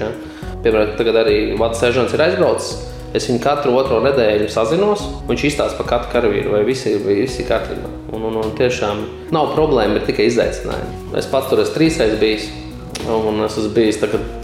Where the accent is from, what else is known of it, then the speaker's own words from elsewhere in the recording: Bloma, Smiltene Municipality, Latvia; no Blomas. Tas ir pie smiltenes puses, tāda apdzīvot vieta